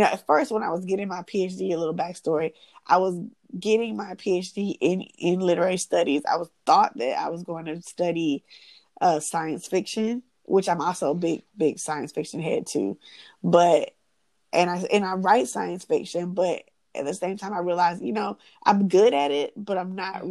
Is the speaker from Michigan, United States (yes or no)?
no; Atlanta, Georgia, United States; I'm born and raised in Atlanta.